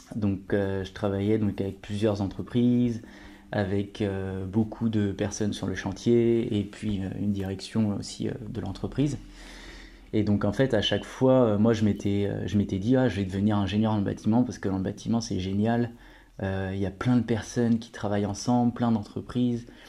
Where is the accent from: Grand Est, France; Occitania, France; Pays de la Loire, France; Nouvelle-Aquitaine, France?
Pays de la Loire, France; je viens de la région des Pays de la Loire